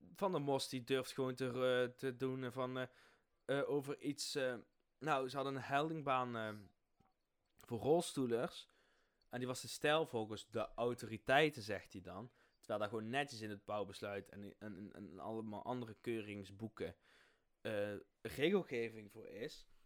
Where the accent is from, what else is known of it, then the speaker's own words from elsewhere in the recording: Limburg, Netherlands; accent: Limburgish; mijn limburgse accent